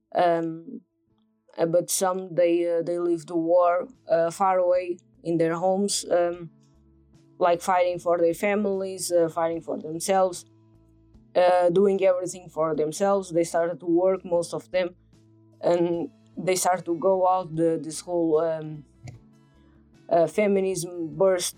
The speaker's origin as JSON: {"language": "English", "country": "Portugal", "said": "I'm from Portugal"}